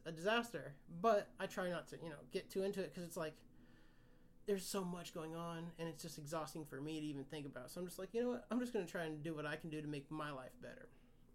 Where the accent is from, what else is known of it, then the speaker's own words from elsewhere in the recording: Kansas, United States; I grew up in Kansas.